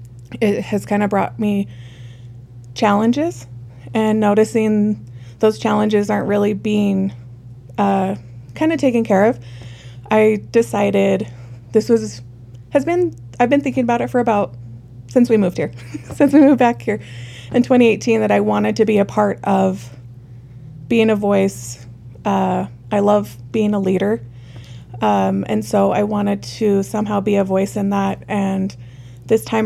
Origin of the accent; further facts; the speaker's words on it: Parowan, Utah, United States; also born or lived in Salt Lake City, Utah; now in Cedar City, United States; I was born and raised in Parowan